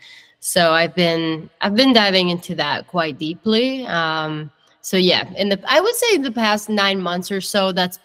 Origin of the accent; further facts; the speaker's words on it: northern Italy, Italy; English is a second language; moved away as an adult; also born or lived in Germany; now in Nashville, United States; I grew up in Italy. I'm born and raised Italian